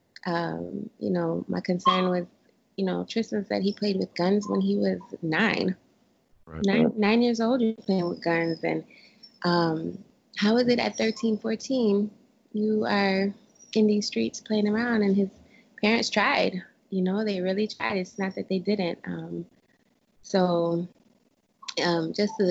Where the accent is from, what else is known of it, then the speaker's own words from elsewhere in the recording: Paterson, New Jersey, United States; moved away as an adult; also born or lived in Rochester, New York; now in Dallas, United States; I didn't really grow up in the heart of Paterson, New Jersey, which is where I'm originally from. I grew up there